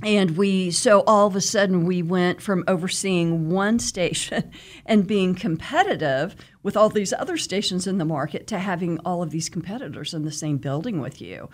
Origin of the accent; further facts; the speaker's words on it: Wichita, Kansas, United States; I am from Wichita, born and raised, um, grew up out west. and, um, went to West High